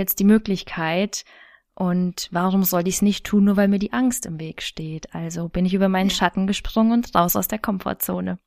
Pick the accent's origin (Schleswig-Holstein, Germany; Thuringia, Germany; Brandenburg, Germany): Thuringia, Germany; moved away as an adult; now in Munich, Germany; Ursprünglich stamme ich aus Thüringen